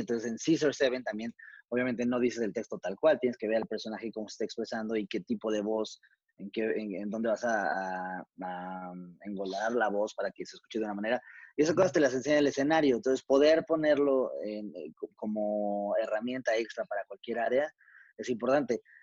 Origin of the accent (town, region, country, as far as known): Mexico